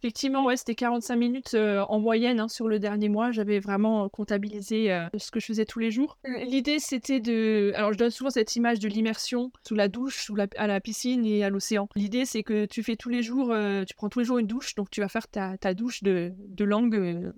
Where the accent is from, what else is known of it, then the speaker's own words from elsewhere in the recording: Alsace, Grand Est, France; moved away as an adult; also born or lived in Germany / Paris region, France; je suis française, j'ai euh, grandi en Alsace